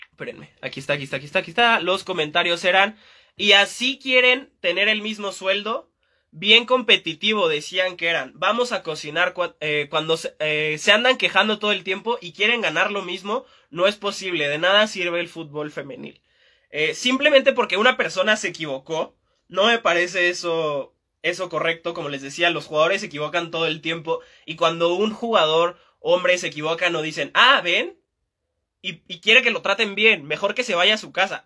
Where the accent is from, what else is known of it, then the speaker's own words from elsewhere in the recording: Mexico; Estamos muy atrasados en, en México